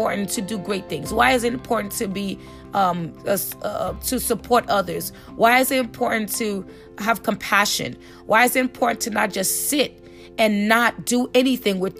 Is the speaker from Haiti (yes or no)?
yes; Haiti; now in United States; my family migrated to the United States. I'm from Haiti